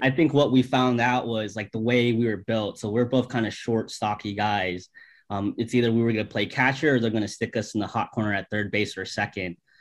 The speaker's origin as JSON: {"language": "English", "town": "St. Petersburg", "region": "Florida", "country": "United States", "tie": "born or raised there", "said": "we are born and raised in St. Petersburg, Florida"}